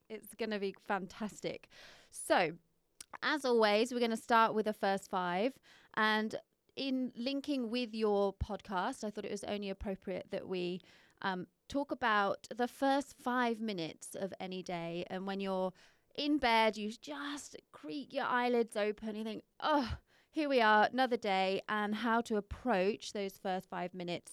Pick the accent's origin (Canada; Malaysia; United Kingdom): United Kingdom; moved away as an adult; now in Perth, Australia; I'm not from here, but I have lived here 10 years